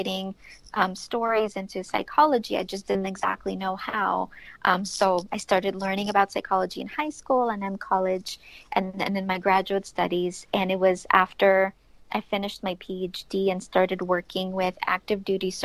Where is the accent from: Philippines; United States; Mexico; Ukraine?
Ukraine; moved away; I grew up in Ukraine.